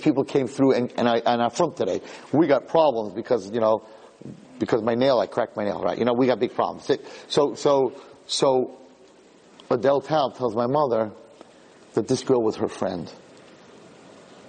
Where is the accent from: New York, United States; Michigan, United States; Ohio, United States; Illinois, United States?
New York, United States; New York City; when I was born in Borough Park